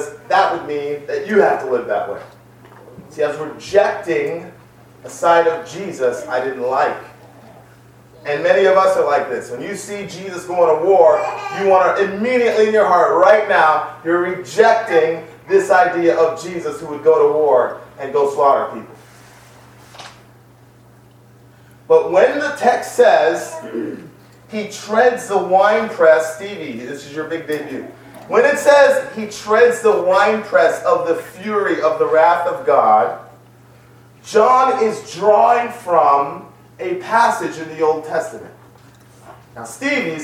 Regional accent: New York City, New York, United States; I grew up in the Bronx

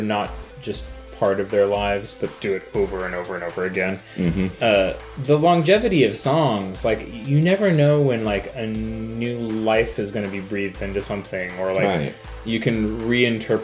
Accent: Cottage Grove, Oregon, United States; I grew up in Cottage Grove.

